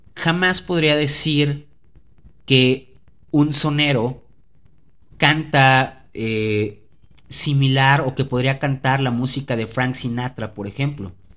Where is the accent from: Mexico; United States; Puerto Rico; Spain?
Mexico; Veracruz; yo soy de Veracruz.